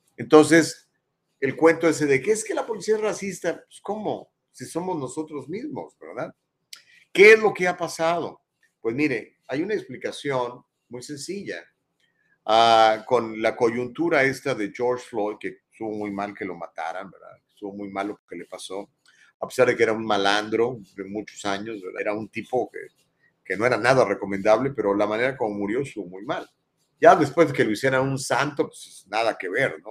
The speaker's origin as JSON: {"language": "Spanish", "country": "Mexico", "moved": "yes", "lives_now": "Southern California, United States", "said": "soy mexicano y soy ciudadano americano."}